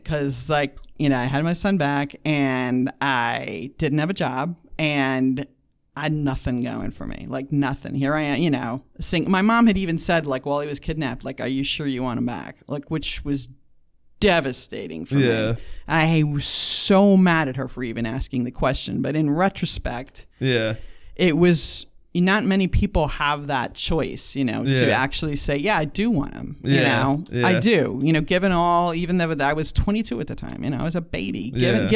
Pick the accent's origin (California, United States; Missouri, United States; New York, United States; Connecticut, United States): Connecticut, United States; moved away; I grew up in Connecticut